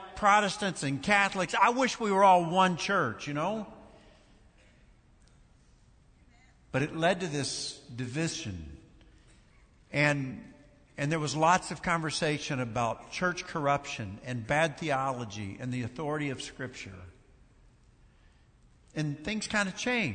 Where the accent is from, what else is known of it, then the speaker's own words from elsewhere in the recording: Kentucky, United States; moved away; my home state